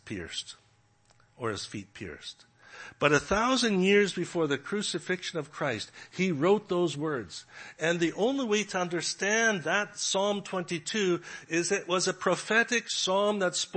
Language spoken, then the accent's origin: English; Canada; moved away; also born or lived in Regina, Saskatchewan; I'm from Canada